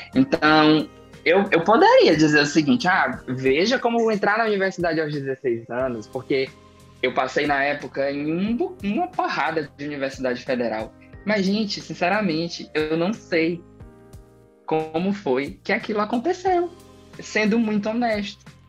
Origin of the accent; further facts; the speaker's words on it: interior of Tocantins, Brazil; eu sou do interior do estado do Tocantins, de uma cidade que tem 9 mil habitantes. É, hoje em dia eu moro em uma maiorzinha, mas a minha cidade natal ela tem 9 mil habitantes.